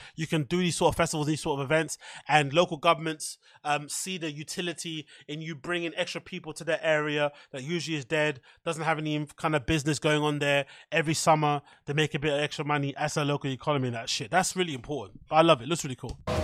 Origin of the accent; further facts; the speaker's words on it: United Kingdom; we're British people